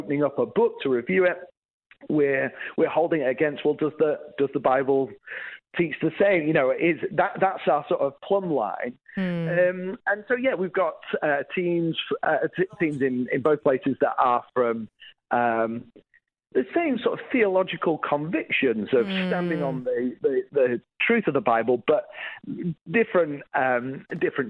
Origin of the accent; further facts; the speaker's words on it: England, United Kingdom; moved away as an adult; also born or lived in Northern Ireland; I grew up in England, was a youth pastor in Northern Ireland